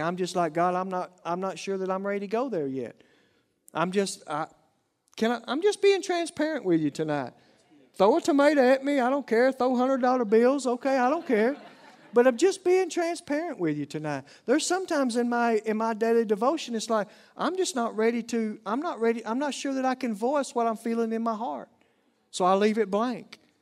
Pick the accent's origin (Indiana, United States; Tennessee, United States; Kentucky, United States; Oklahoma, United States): Oklahoma, United States; accent: Oklahoma lingo; southern accent; my Oklahoma lingo